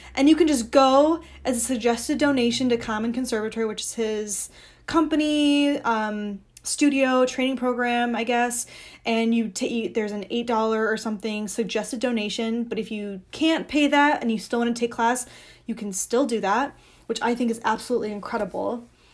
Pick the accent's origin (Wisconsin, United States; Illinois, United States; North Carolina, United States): Illinois, United States; Barrington; also born or lived in Chicago; I grew up dancing in Chicago